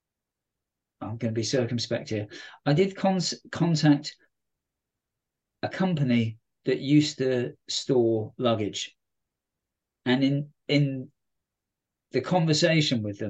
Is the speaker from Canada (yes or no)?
no; London, United Kingdom; moved away; as a Londoner, even though I don't go to London very often